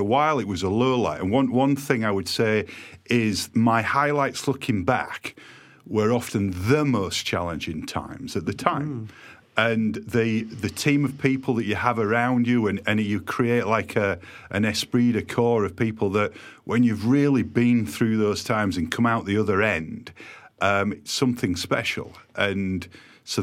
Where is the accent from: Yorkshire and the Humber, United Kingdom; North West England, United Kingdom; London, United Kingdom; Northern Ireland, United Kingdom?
Yorkshire and the Humber, United Kingdom; also born or lived in Shrewsbury; now in Eastbourne, United Kingdom; they used to tease me about my accent. And I said to them when we got bought, wait until you visit Doncaster, you'll think I'm posh